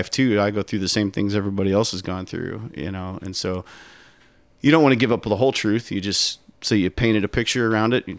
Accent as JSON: {"language": "English", "region": "Wyoming", "country": "United States", "moved": "yes", "lives_now": "Seattle area, United States", "said": "I'm from Wyoming. Like you said, red dirt. There's red dirt gullies everywhere out there"}